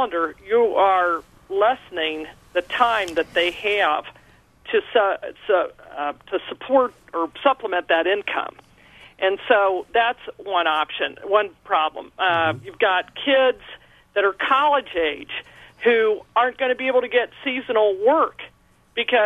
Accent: Columbus, Ohio, United States; when I was growing up in Columbus, Ohio

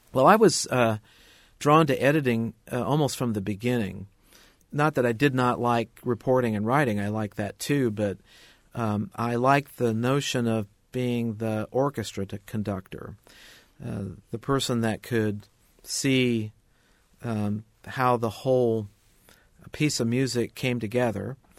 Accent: Indianapolis, Indiana, United States; I went to work for a weekly newspaper in my hometown of Indianapolis

